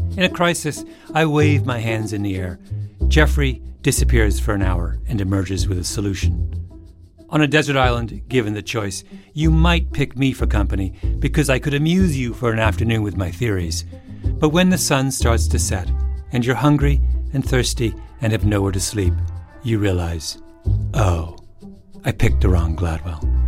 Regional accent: Elmira, Ontario, Canada; moved away; Elmira, the little town where I grew up.

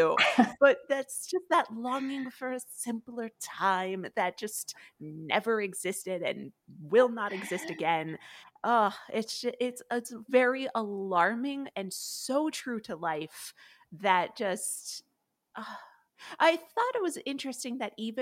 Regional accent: New England, United States; now in Los Angeles, United States; I'm from New England. I'm from, you know, where the colonists first started.

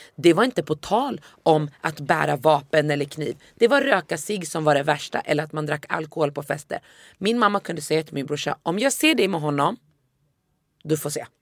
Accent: Västerås, Västmanland, Sweden; first language Swedish; jag är uppvuxen i Västerås

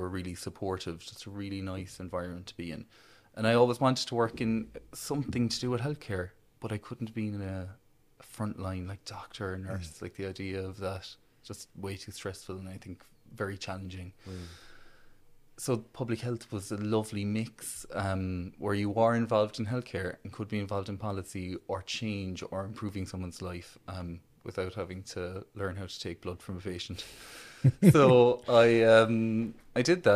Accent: County Clare, near Ballyvaughan, Munster, Ireland; moved away as an adult; now in Cork, Ireland; I grew up in Arclear, close to Ballyvaughan, so almost on the Galway border

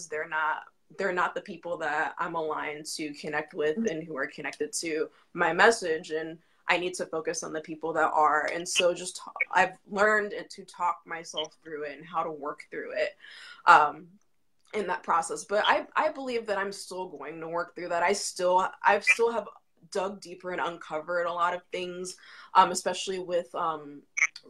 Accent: Virginia Beach, Virginia, United States; I'm from Virginia Beach, Virginia

